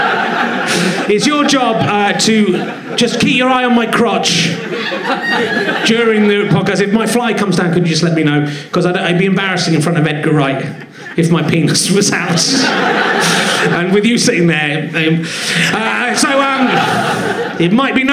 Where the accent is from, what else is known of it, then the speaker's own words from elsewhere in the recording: Cheddar, South West England, United Kingdom; now in London, United Kingdom; I grew up in Cheddar and worked at Cheddar Caves.